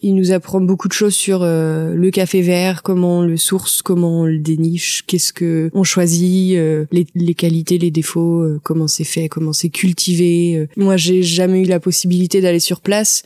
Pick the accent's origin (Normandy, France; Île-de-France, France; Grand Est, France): Normandy, France; La Chapelle-Montligeon; moved away as an adult; also born or lived in L'Aigle / Paris; now in Mortagne-au-Perche, France; J'ai grandi euh, à la Chapelle Montligeon en fait. Puis après toute ma scolarité, collège, lycée, ça a été à Mortagne